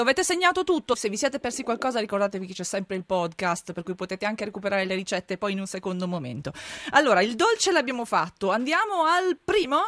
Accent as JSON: {"language": "Italian", "region": "Friuli-Venezia Giulia", "country": "Italy", "said": "da dove vengo io in Friuli"}